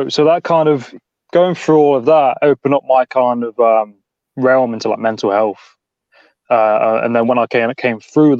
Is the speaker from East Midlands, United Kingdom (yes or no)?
yes; Nottingham, East Midlands, United Kingdom; now in Cornwall, United Kingdom; I'm originally from Nottingham